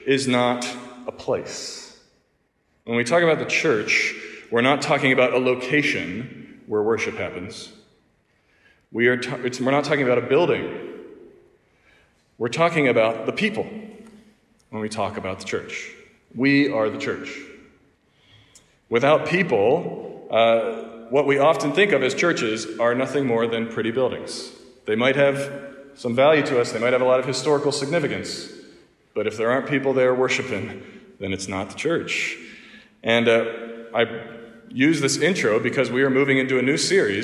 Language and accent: English; Pittsburgh, Pennsylvania, United States; moved away as an adult; now in Mount Pleasant, South Carolina, United States; all those churches up in my hometown, up in Pittsburgh